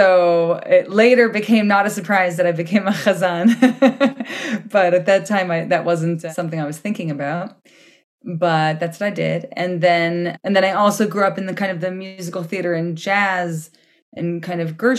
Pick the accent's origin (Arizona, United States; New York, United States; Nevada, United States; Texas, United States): New York, United States; Scarsdale; moved away as an adult; also born or lived in Swampscott, Massachusetts; now in Kiryat Tivon, Israel; I grew up in New York, in the suburbs of New York, in Scarsdale